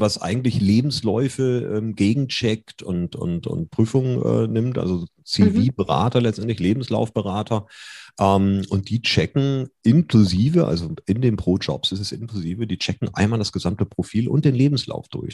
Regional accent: Germany; wir sind ja Deutsche

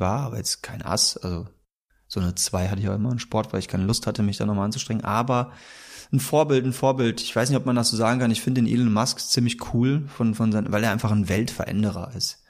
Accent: Bergheim, North Rhine-Westphalia, Germany; also born or lived in Cologne; Meine Heimat ist Köln. Ich komme aber ursprünglich aus dem Bergheimer Raum.

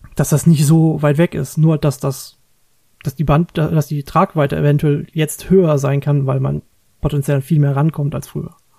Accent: Germany; bei uns in Deutschland

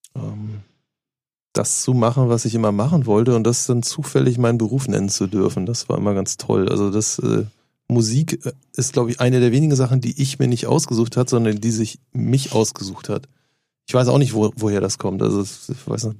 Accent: Norderstedt, Schleswig-Holstein, Germany; Ich komme aus der Vorstadt Norderstedt

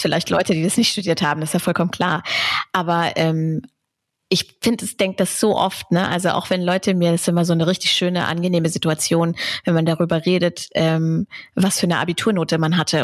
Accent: Braunschweig, Lower Saxony, Germany; moved away as an adult; also born or lived in Hannover; in Hannover geboren, in Braunschweig aufgewachsen.

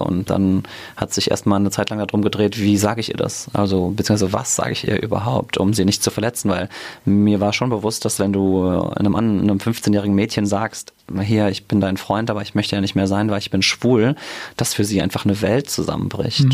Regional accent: Mainz, Rhineland-Palatinate, Germany; also born or lived in United States; ich bin in Münchfeld geboren, wohne mittlerweile in Gonsenheim und bin hier um die Ecke sogar zur Schule gegangen, aufs Theresianum.

